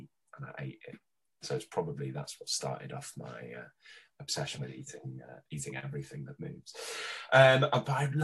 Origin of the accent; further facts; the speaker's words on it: Australia; I grew up in Oz